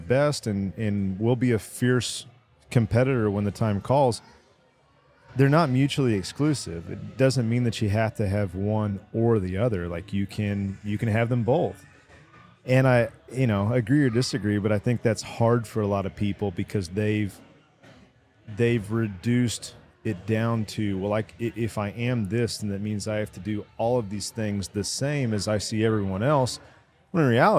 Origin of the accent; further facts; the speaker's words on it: Terrell, Texas, United States; I'm originally from Terrell, they're not really Dallas